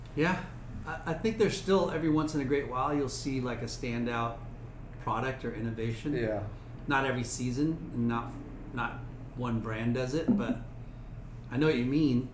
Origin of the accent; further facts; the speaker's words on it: Long Beach, California, United States; I grew up in Long Beach